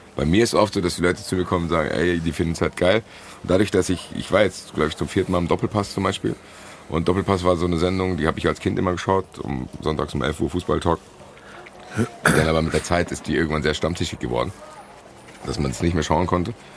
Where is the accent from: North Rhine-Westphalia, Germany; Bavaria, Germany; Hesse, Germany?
Hesse, Germany; Frankfurt; bin ich schon mal kein Deutscher, ich bin Frankfurter